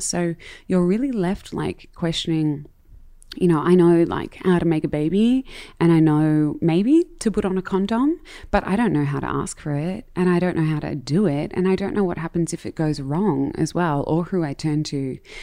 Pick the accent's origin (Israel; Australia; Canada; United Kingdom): Australia; Melbourne, Victoria; I grew up in Melbourne, in Marambina, and I have Dutch parents